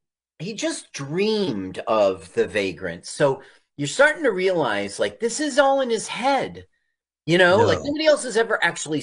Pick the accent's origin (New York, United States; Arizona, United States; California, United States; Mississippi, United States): Arizona, United States; Phoenix; You know, I grew up in Phoenix